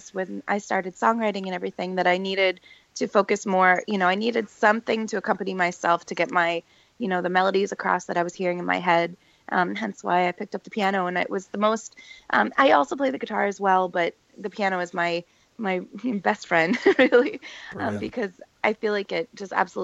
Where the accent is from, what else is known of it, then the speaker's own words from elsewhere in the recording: Bethlehem, Pennsylvania, United States; also born or lived in Philadelphia, Pennsylvania; now in Philadelphia area, United States; I am originally from the Lehigh Valley, Bethlehem, Pennsylvania, and I now live near Philly